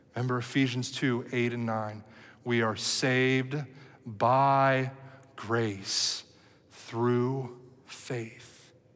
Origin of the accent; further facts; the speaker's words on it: Cincinnati, Ohio, United States; moved away as an adult; also born or lived in Dallas, Texas; Cincinnati, which is my hometown where I lived here uh, almost all of my life